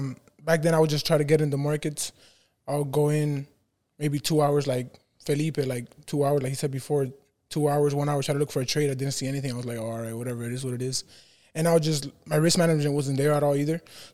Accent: Honduras; moved away; I'm from Honduras.

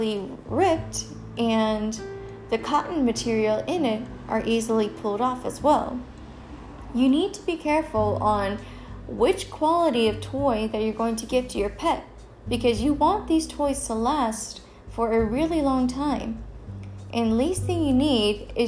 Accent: Killeen, Texas, United States; my hometown in Killeen

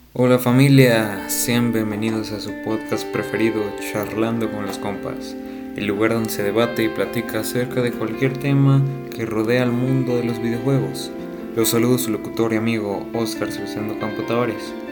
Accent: Mexico; México, mi país de origen y residencia

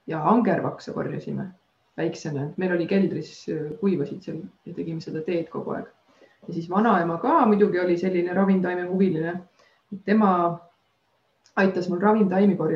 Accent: Estonia; mina ise olen nagu maalt pärit, et ma olen Taevlast äh, ja kogu aeg metsas elanud väiksest peast.

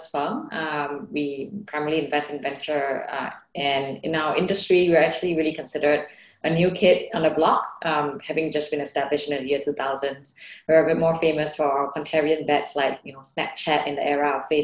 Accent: Bangkok, Thailand; first language Thai; English is a second language; also born or lived in United States / China / India; now in Singapore; I'm originally from Bangkok. I grew up, you know, around the whole, you know, Southeast Asia is really my home.

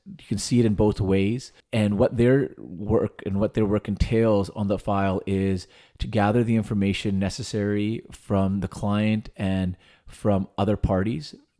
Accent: Vernon, British Columbia, Canada; moved away as an adult; moving back home to Vernon, which is my hometown

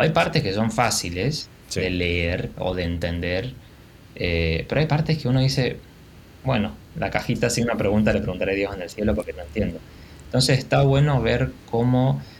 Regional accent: Argentina; Como buen argentino

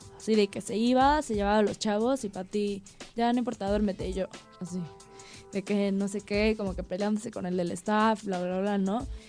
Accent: Cuernavaca, Morelos, Mexico; also born or lived in Norway / Sydney, Australia; yo que viví casi, bueno, toda mi infancia en Cuernavaca

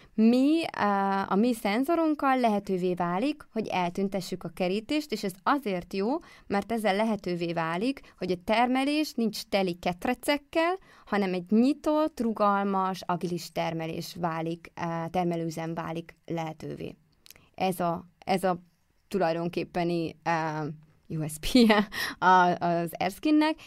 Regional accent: Békéscsaba, Békés, Hungary; moved away as an adult; also born or lived in Szeged; én vidékről jöttem, nekem Békés Csabáról

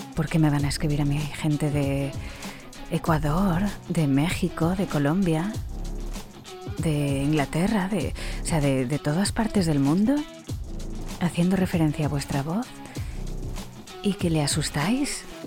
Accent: Spain; accent: Spanish from Spain

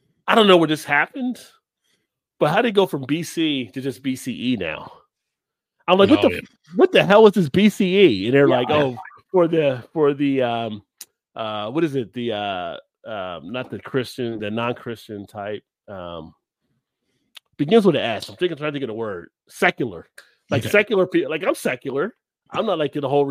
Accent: New Jersey, United States; moved away; I grew up in New Jersey

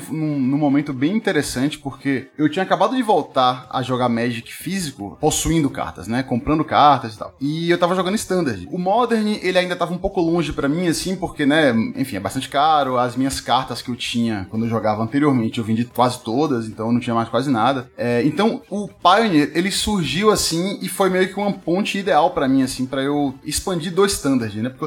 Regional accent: Salvador, Bahia, Brazil; moved away as an adult; now in São Paulo, Brazil; Lá, lá na minha terra, em Salvador.

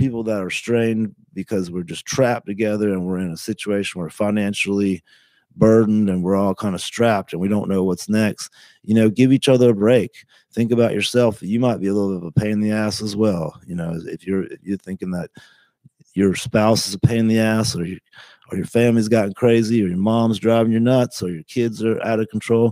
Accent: United States; We're really American

